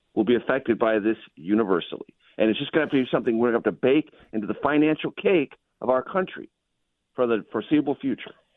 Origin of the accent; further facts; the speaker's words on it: California, United States; I'm a native Californian. I love my home state